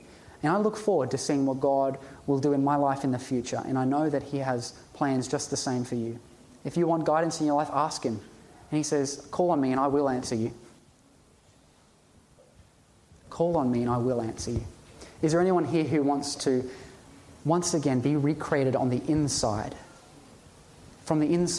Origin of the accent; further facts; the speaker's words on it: Ipswich, East of England, United Kingdom; Jesus came from Nazareth. I come from Ipswich. We all come from environments that are not ideal